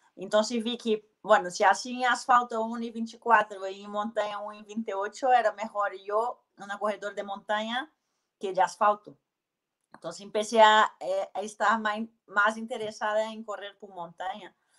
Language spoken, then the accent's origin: Spanish; Belo Horizonte, Minas Gerais, Brazil; Spanish is a second language; moved away; also born or lived in New Zealand / Spain; Soy de Belo Horizonte